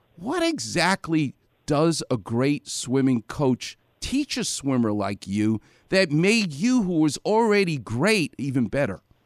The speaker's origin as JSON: {"language": "English", "region": "New York", "country": "United States", "tie": "born or raised there", "said": "as a Jewish guy growing up in New York"}